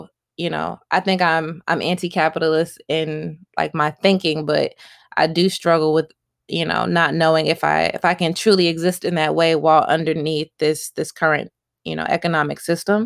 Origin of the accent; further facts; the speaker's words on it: United States; being an American